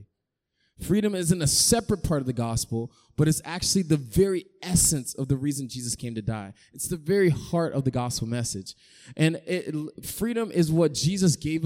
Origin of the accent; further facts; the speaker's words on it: Raleigh, North Carolina, United States; moved away; I'm from North Carolina originally